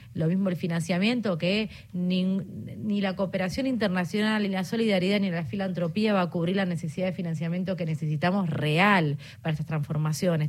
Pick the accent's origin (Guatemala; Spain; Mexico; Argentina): Argentina